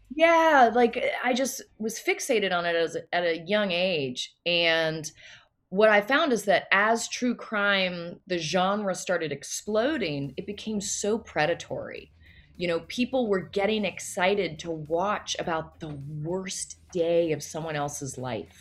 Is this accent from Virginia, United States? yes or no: yes; Loudoun County, Virginia, United States; moved away as an adult; also born or lived in New York City; I grew up outside of DC